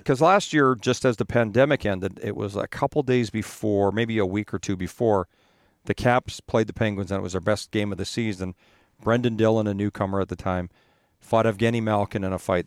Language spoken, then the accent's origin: English; Edmonton, Alberta, Canada; moved away; I grew up in Edmonton